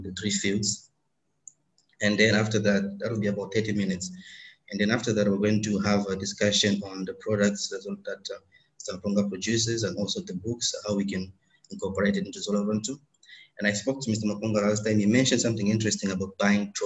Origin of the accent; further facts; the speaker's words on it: DR Congo; now in India; I am from Congo, democratic, but I live in India